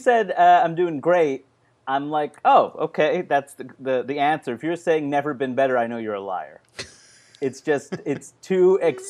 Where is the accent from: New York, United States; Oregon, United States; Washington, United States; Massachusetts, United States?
New York, United States; Floral Park; Oh, I grew up in Floral Park on the Queens side, on the border of Nassau County.